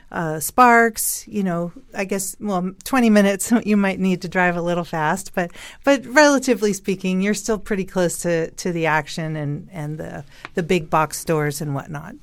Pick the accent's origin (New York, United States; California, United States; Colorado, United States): California, United States; San Francisco; moved away as an adult; now in Northern Nevada, United States; I was actually born and raised in San Francisco, moved to Northern Nevada twenty-three years ago